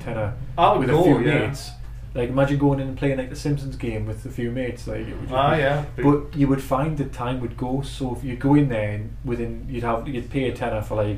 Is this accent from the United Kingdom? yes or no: yes; Newcastle upon Tyne, North East England, United Kingdom; where we are from Newcastle